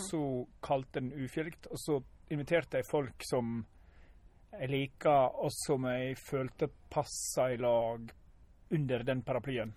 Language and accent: Norwegian; Ulsteinvik, Møre og Romsdal, Norway; jeg er fra Ulsteinvik